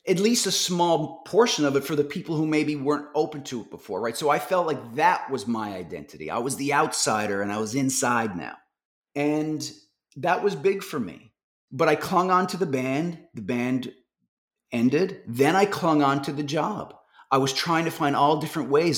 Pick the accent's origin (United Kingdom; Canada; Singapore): Canada; Newfoundland and Labrador; moved away; I'm from Newfoundland